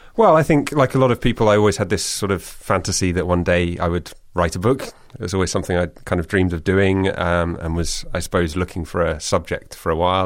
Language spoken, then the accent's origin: English; United Kingdom; moved away as an adult; also born or lived in Rotterdam, Netherlands; now in Netherlands; I'm still British, but I also would feel sort of significantly Dutch